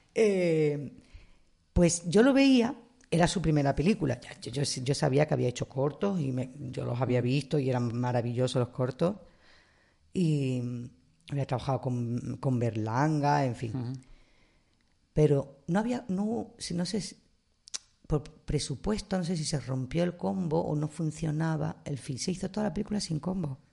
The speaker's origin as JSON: {"language": "Spanish", "town": "Marbella", "region": "Andalusia", "country": "Spain", "tie": "born or raised there", "moved": "yes", "said": "Y en mi pueblo, nosotros nos hemos criado con la tanque y su ballet."}